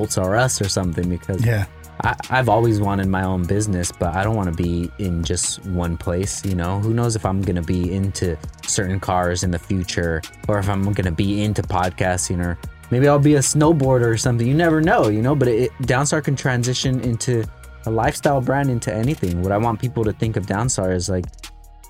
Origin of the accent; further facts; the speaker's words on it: California, United States; I'm from California